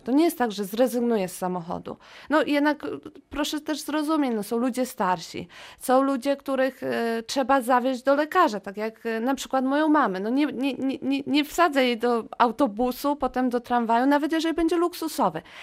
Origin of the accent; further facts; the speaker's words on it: Wrocław, Lower Silesian Voivodeship, Poland; jestem rodowitą wrocławianką, mieszkam tutaj